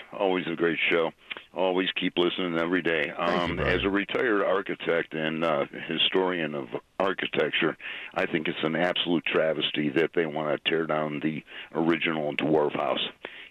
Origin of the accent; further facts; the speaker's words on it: Chicago, Illinois, United States; I'm from Chicago.